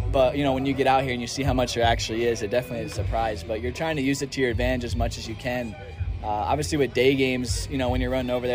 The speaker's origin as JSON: {"language": "English", "region": "East Coast", "country": "United States", "also_born_or_lived": "Arizona", "moved": "as an adult", "lives_now": "California, United States", "said": "I'm from the East Coast, but I always love the West Coast"}